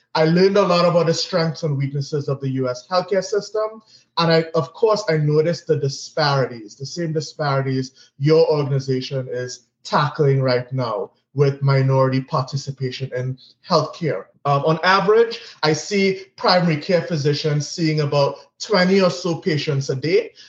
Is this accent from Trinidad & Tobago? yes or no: yes; Trinidad & Tobago; moved away as an adult; also born or lived in Grenada / Miami / New York City; born and raised in Trinidad and Tobago